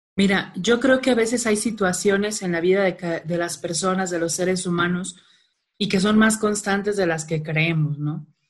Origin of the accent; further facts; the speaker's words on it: Culiacán, Sinaloa, Mexico; Soy de Culiacán, Sinaloa, digo normalmente eso siempre que hablo en público porque se me salen algunas palabras raras, el vato, el plebe, la morra